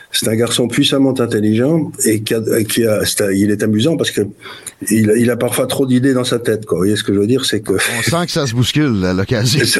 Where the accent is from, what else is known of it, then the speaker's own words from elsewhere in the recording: Syria; born there; c'est pour ça que je suis né en Syrie, mais j'ai je me suis toujours intéressé à ce qui se passait au Moyen-Orient